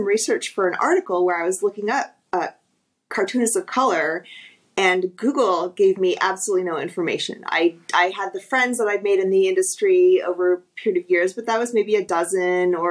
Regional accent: Texas, United States; moved away; I'm originally from Texas

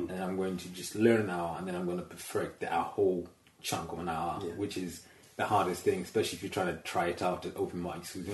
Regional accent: Zambia; I went back to Zambia, my home country

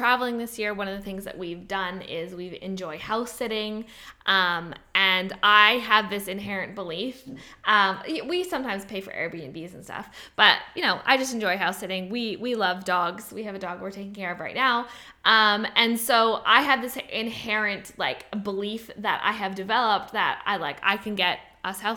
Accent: Canada; I'm Canadian

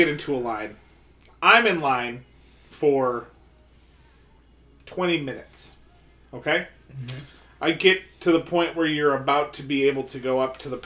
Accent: Milwaukee, Wisconsin, United States

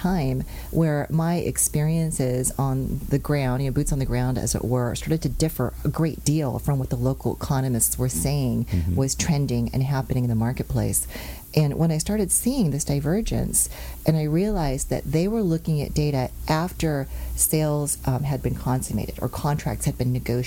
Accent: San Jose, California, United States; moved away as an adult; now in Orange County, United States; I'm a native Californian, but I grew up in Northern California.

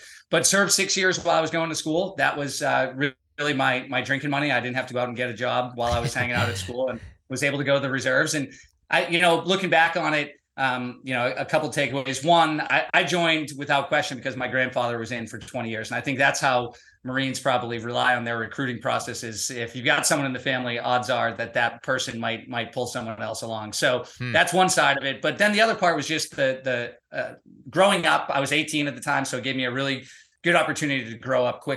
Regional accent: Boston, Massachusetts, United States; I grew up in Boston

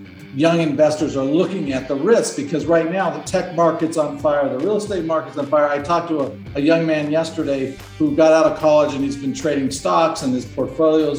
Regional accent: Southern Arizona, United States; now in Scottsdale, United States; I'm from Arizona. So I'm out here in Scottsdale, Arizona, but I was born in a small town in Southern Arizona from 6 kids

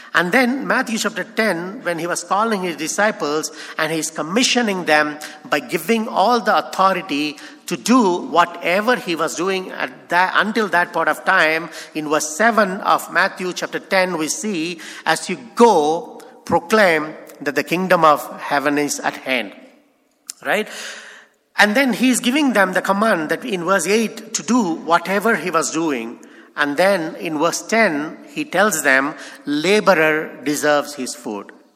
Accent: India; as Indian I cannot go to Pakistan

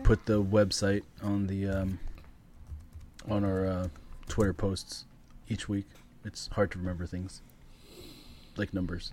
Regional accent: Canada; as a Canadian kid growing up in Canada

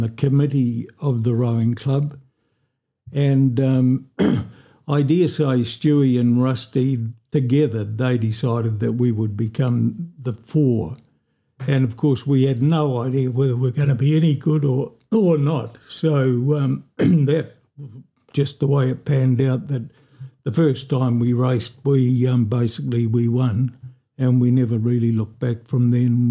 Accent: Oamaru, Otago, New Zealand; I was born here in Oamaru

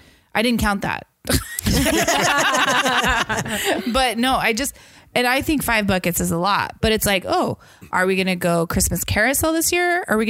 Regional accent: Washington, United States; I come from the Evergreen State.

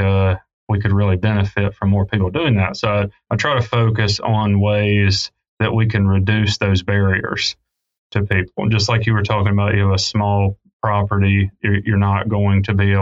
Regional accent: the South, United States; I grew up in the South, grew up hunting and fishing

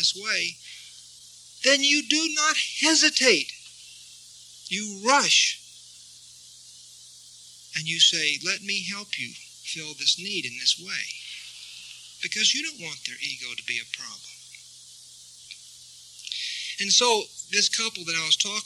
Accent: Texas, United States; now in Santa Fe, United States; I grew up in Texas and we had rattlesnakes all over the place

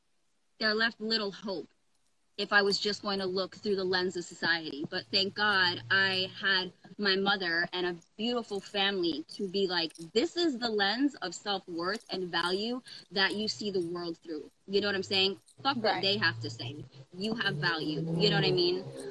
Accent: Brooklyn, New York, United States; born there; also born or lived in Coral Springs / Pittsburgh / Oklahoma / Georgia; I was born in Brooklyn. I lived in Coral Springs for a little bit, moved to Pittsburgh, lived in Oklahoma, lived in Georgia.

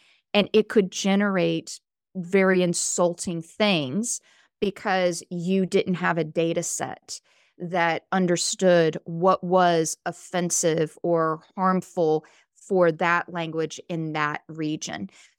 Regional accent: the South, United States; accent: Southern; moved away; I'm originally from the South. When I first moved to California, I had a really thick Southern accent. My grammar was not the same as other people in California.

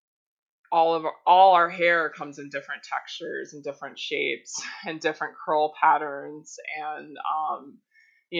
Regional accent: Florida, United States; moved away as an adult; also born or lived in Miami, Florida / Gulf Coast, Florida; now in Hawaii, United States; I do live here in Hawaii, but I was born and raised in Florida, born in Miami, grew up on the Gulf Coast.

